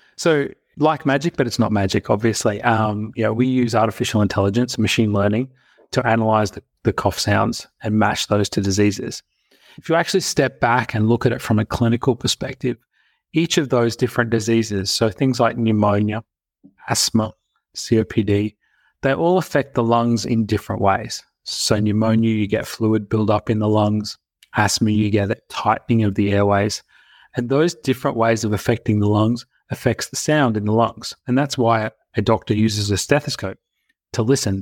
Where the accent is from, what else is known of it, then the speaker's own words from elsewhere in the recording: Brisbane, Queensland, Australia; also born or lived in United States; I grew up here in Brisbane, Australia